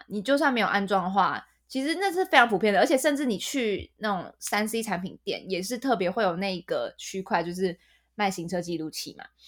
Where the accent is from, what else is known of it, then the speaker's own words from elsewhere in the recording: Taiwan; also born or lived in United Kingdom; 我身为一个台湾人